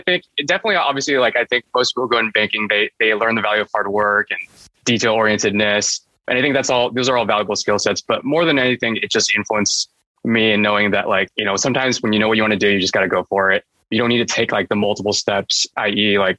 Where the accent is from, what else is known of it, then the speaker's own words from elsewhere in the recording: San Jose, California, United States; also born or lived in Taiwan; And in the US, yeah, I grew up in San Jose, which is in California.